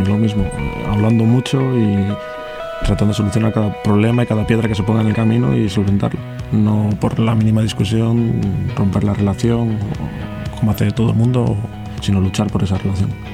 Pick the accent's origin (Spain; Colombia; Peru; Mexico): Spain; Santander, Cantabria; tengo 27 años, soy de Santander también